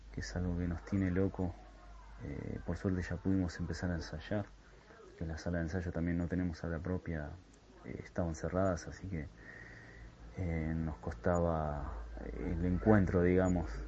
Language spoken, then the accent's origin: Spanish; Ezpeleta, Buenos Aires Province, Argentina; yo, por ejemplo, soy eh, de Espeleta, la zona de Quilmes.